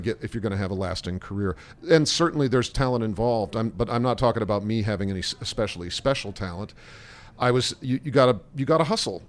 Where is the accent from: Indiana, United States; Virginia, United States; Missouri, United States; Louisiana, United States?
Indiana, United States; Indianapolis; also born or lived in Columbus, Ohio / Chicago; now in New York, United States; I grew up in Columbus, Ohio, in Indianapolis, Indiana